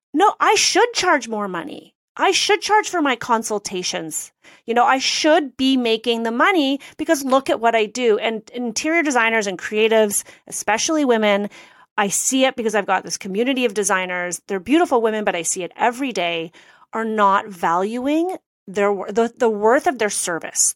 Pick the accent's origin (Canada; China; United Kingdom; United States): Canada; I'm Canadian